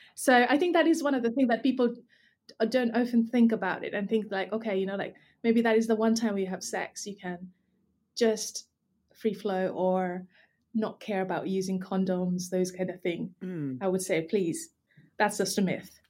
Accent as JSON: {"language": "English", "country": "Nepal", "tie": "born or raised there", "moved": "yes", "lives_now": "United Kingdom", "said": "I grew up in Nepal, so lots of taboo and stigma around periods"}